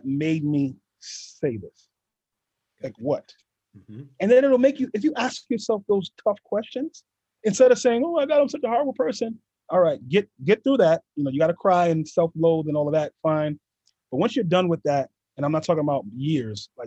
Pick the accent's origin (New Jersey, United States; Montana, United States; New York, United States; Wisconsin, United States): New York, United States; New York City; growing up in East New York, Brooklyn